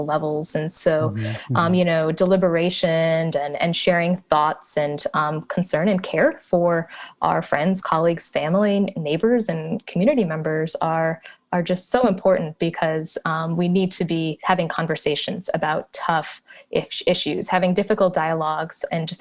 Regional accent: Minneapolis–Saint Paul, Minnesota, United States; I grew up in the Twin Cities

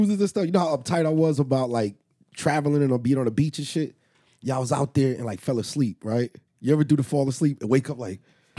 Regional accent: Springfield, Massachusetts, United States; now in Texas, United States; growing up in Massachusetts.

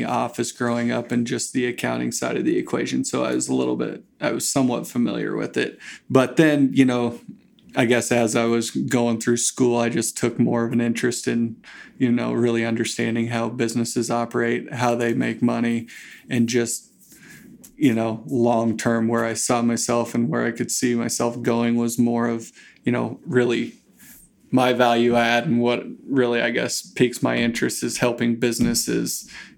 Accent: Grant, Nebraska, United States; moved away as an adult; also born or lived in Lincoln, Nebraska; I grew up out in Grant, Nebraska, out western Nebraska.

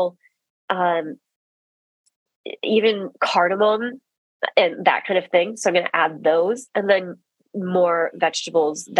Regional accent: Midwest, United States; We're both from the Midwest

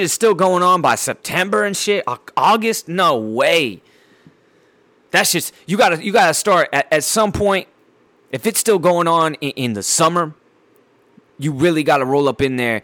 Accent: San Diego, California, United States; my hometown, Dago Beach, California

